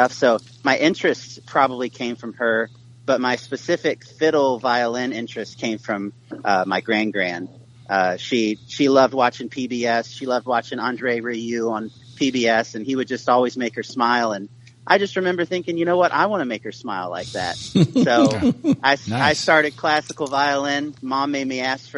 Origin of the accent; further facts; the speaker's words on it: Chester, Virginia, United States; now in Nashville, United States; I grew up in Chester, Virginia